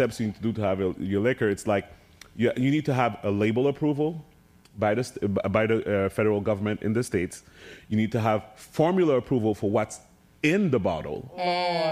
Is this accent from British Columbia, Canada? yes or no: no; Montreal, Quebec, Canada; my hometown of Montreal